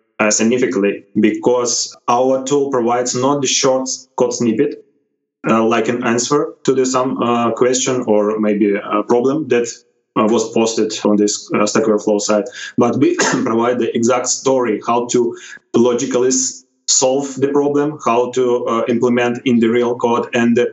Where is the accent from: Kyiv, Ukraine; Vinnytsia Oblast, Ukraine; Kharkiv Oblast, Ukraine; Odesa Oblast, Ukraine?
Odesa Oblast, Ukraine; Odesa; I'm from Ukraine, Odessa